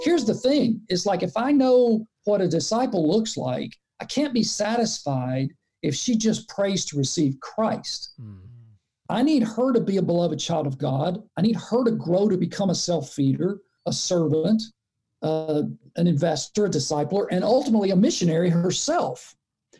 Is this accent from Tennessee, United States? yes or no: yes; Chattanooga, Tennessee, United States; accent: Southern; moved away as an adult; also born or lived in Nashville, Tennessee / Memphis, Tennessee / Jacksonville, Florida; now in Cleveland, United States; grew up in Chattanooga, Tennessee